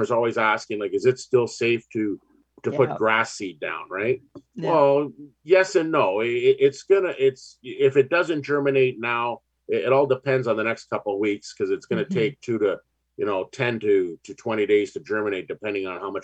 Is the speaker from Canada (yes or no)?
yes; Ontario, Canada; we're growing up in Ontario